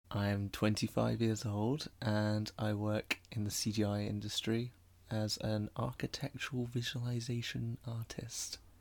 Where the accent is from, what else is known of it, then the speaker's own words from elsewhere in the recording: Bournemouth, South West England, United Kingdom; moved away as an adult; now in London, United Kingdom; I'm also from Bournemouth.